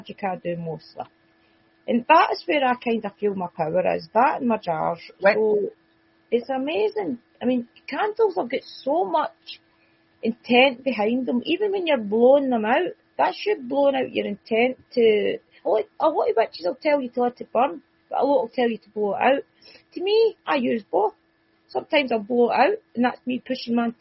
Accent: Scotland, United Kingdom; accent: Scottish; my Scottish accent

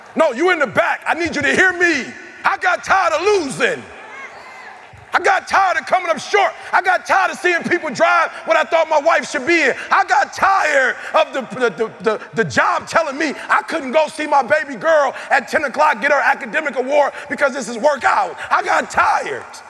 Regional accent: Detroit, Michigan, United States; I'm from Detroit. I drive a Cadillac.

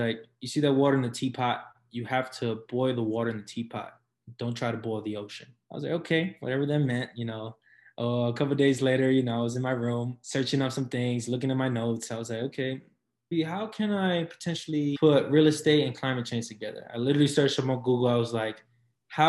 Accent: New York City, New York, United States; moved away as an adult; also born or lived in Brooklyn, New York / Syracuse, New York; for the majority of my life, I lived in the Lower East Side and, you know, growing up in a sort of a notorious neighborhood

